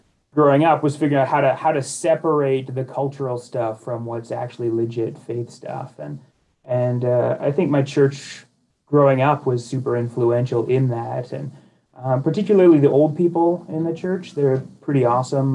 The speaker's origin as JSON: {"language": "English", "region": "west coast of Canada", "country": "Canada", "also_born_or_lived": "Edmonton, Alberta / Madison, Wisconsin", "moved": "as an adult", "lives_now": "United States", "said": "I'm from the west coast of Canada originally"}